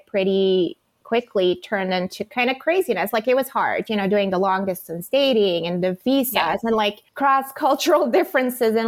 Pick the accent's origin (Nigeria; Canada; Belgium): Belgium; moved away as an adult; I was from Belgium